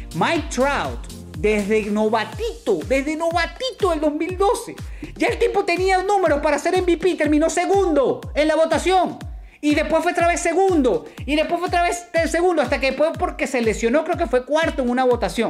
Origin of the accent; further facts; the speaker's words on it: Venezuela; como venezolano, como venezolano